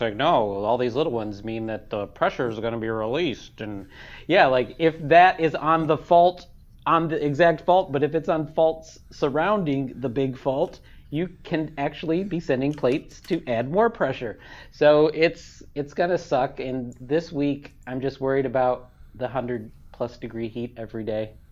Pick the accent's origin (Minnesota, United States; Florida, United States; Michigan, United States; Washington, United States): Michigan, United States; now in California, United States; I'm from Michigan, which is tectonically stable.